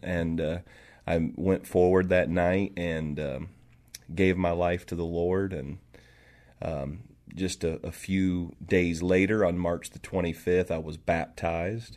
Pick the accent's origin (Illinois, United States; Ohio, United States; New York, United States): Ohio, United States; Marietta; also born or lived in Toledo, Ohio / the South; now in Seattle, United States; I was, uh, raised there